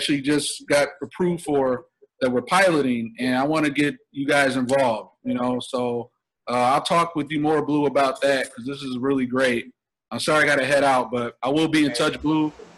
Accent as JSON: {"language": "English", "town": "Detroit", "region": "Michigan", "country": "United States", "said": "I'm from Detroit, like I mentioned in the D"}